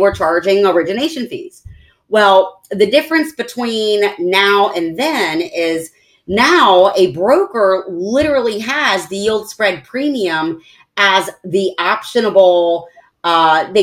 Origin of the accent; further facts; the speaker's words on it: Maryland, United States; now in Southwest Florida, United States; Maryland is where I grew up. It's my hometown.